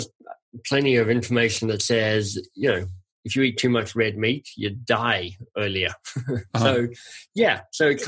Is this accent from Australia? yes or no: yes; Australia; I'm Australian and I grew up on lamb chops